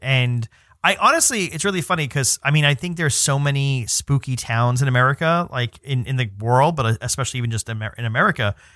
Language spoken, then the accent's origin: English; New York City, New York, United States; I'm from New York City